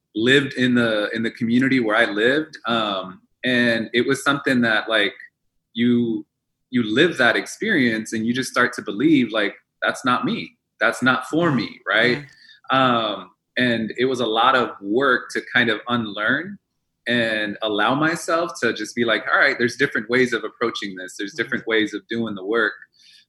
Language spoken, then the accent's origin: English; Baldwin Park, California, United States; English is a second language; growing up in Baldwin Park, going through Baldwin Park Unified School District